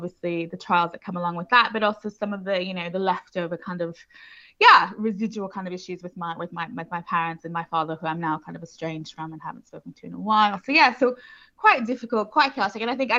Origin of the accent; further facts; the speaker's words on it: Houston, Texas, United States; Yes, I did. Yeah, I'm American originally